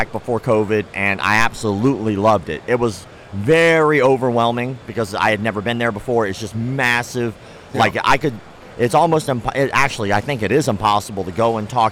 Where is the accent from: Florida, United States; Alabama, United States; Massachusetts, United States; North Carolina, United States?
Florida, United States; also born or lived in Ocala, Florida; I was born and raised in Florida, back and forth, in Ocala and up to North Florida